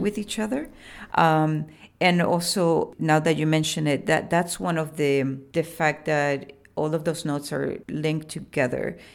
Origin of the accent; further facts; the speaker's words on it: Puerto Rico; I was born in Boriquén, which is, um, the pre-colonial name for the island most people know as Puerto Rico.